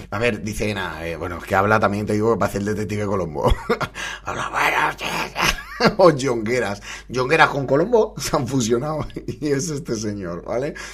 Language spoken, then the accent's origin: Spanish; Torrevieja, Valencian Community, Spain; Yo soy de Torrevieja, en Alicante.